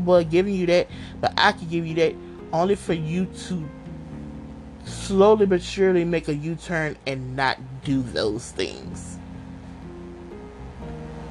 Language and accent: English; Louisiana, United States; I'm from Louisiana